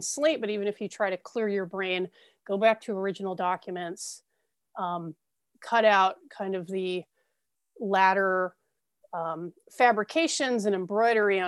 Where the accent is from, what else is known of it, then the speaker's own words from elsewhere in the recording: Ventura County, California, United States; I grew up in Ventura County, California.